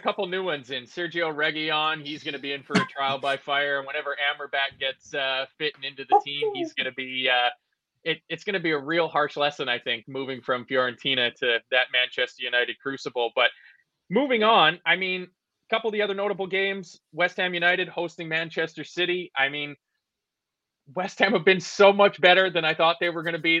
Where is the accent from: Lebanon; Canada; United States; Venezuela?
Canada; being Canadian